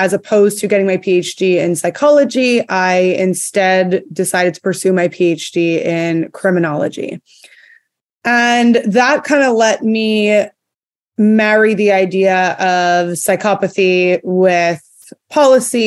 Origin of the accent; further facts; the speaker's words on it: Montreal, Quebec, Canada; moved away as an adult; now in Texas, United States; I'm actually from Canada. I grew up in Montreal, but I currently live in Texas